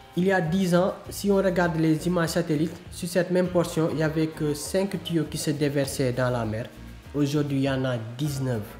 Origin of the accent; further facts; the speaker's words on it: Senegal; also born or lived in Keur Massar, Dakar; je suis sénégalais, je vis dans la région de Dakar à Kermassar